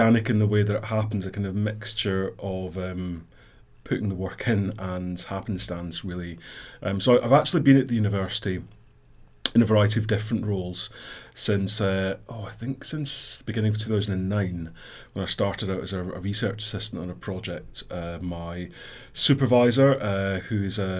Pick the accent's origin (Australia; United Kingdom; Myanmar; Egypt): United Kingdom; Scotland; moved away as an adult; now in Brighton, United Kingdom; I'm Scottish